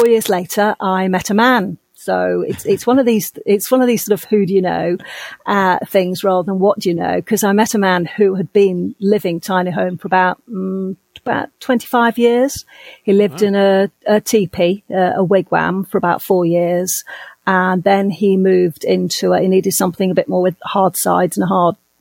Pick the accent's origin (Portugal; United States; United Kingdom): United Kingdom; now in Dominican Republic; I'm a Brit. I'm originally from the UK